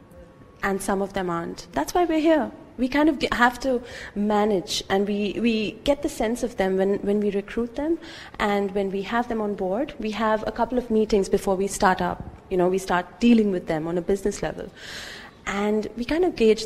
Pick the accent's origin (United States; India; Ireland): India; now in United Arab Emirates; I'm from India.